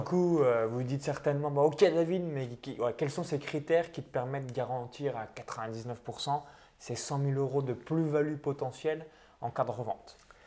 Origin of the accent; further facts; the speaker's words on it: Bourgogne-Franche-Comté, France; j'ai grandi dans un tout petit village à vingt kilomètres de Chalon-sur-Saône